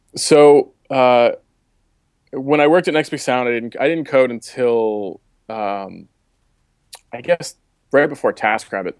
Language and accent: English; Baltimore, Maryland, United States; accent: Baltimore; moved away as an adult; also born or lived in Boulder, Colorado; I grew up in Baltimore. I just said that with a really Baltimore accent.